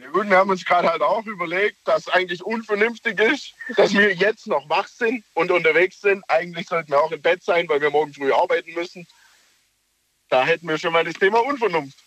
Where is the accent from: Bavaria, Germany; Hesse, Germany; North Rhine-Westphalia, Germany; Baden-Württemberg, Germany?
Baden-Württemberg, Germany; near Stuttgart; bei Stuttgart in der Nähe